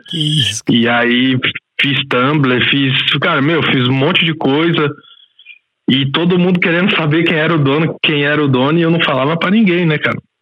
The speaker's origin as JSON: {"language": "Portuguese", "region": "Goiás", "country": "Brazil", "tie": "born or raised there", "moved": "as an adult", "lives_now": "Switzerland", "said": "sou goiano, né? Nasci na periferia de lá"}